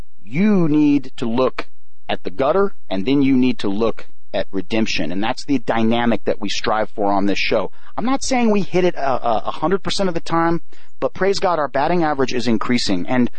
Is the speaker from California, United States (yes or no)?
yes; Hollywood, California, United States; And coming from Hollywood, you know, I grew up in the Christian music scene.